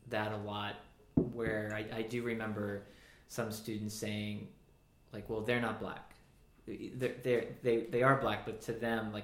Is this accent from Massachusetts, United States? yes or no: yes; Boston, Massachusetts, United States; I looked at being Irish American different from a lot of the people around me up in the Boston area, because they were more like second, third, fourth generation. And it was, my parents were immigrants from Ireland, and so we were in some ways like an Irish house.